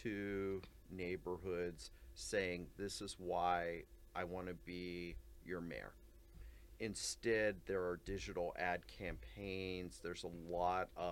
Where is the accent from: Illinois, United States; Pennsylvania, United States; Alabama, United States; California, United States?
Pennsylvania, United States; Ligonier; I grew up in Western Pennsylvania, a small town called Ligonier